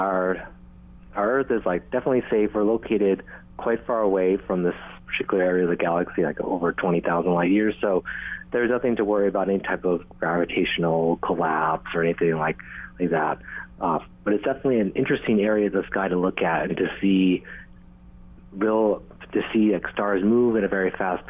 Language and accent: English; Hilo, Hawaii, United States; as I grew up in Hilo